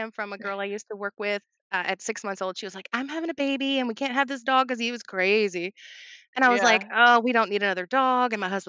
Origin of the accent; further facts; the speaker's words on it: Louisville, Kentucky, United States; also born or lived in Mount Vernon, Kentucky; I am in South Central Kentucky, right close by Green River Lake. I was born in Louisville.